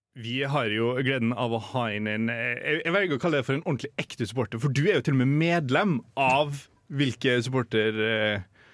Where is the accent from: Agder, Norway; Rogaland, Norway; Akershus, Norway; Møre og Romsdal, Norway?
Møre og Romsdal, Norway; Molde; moved away; hjemme i Molde sentrum